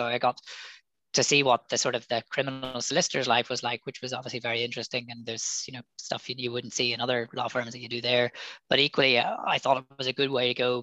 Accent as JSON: {"language": "English", "town": "Belfast", "region": "Northern Ireland", "country": "United Kingdom", "moved": "as an adult", "said": "I'm from Belfast, or just outside Belfast, and so did the A level."}